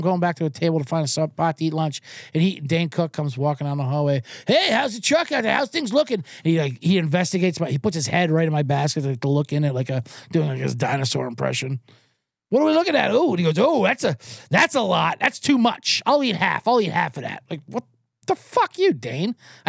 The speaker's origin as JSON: {"language": "English", "country": "Ireland", "said": "But as an Irishman, you have to defend them a little bit."}